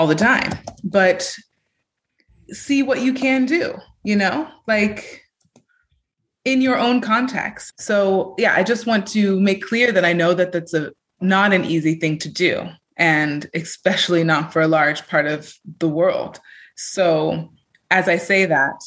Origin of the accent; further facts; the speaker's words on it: California, United States; now in Europe; I have Joy and Stay Grounded in Europe, where my home and base is, but I'm from California